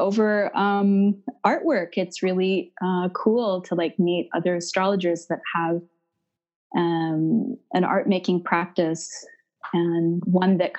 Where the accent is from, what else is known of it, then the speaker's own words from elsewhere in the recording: Canada; now in Montreal, Canada; I'm Canadian, so I'm up in Canada, currently based in Montreal, Quebec